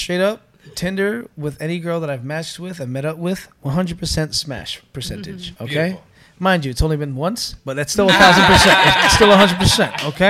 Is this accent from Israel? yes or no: no; Philippines; But I'm fully Filipino